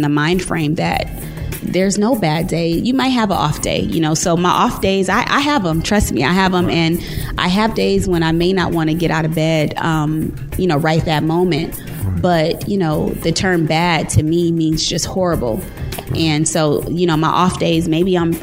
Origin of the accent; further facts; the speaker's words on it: California, United States; moved away as an adult; now in Dallas, United States; I'm from California, and I'm going to spend some time home this fall